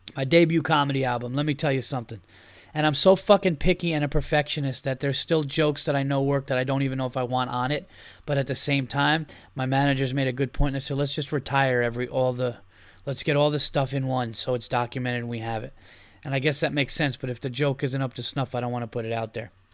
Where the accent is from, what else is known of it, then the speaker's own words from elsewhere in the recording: New York, United States; I'm from New York